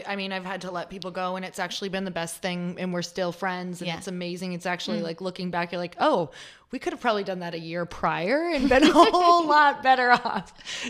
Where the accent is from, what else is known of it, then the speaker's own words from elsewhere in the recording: Midwest, United States; moved away; It's so cool because I was from the Midwest and I moved out here, which is, believe me, it feels probably like a whole different country.